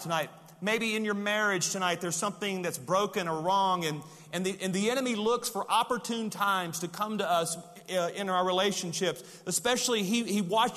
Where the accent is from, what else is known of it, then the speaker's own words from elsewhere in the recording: Louisiana, United States; I'm from Louisiana